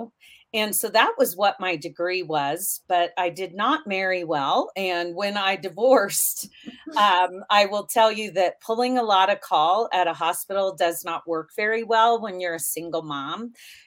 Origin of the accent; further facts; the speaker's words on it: Kansas, United States; also born or lived in Nebraska; I was born in Kansas, but grew up back and forth between Kansas and Nebraska.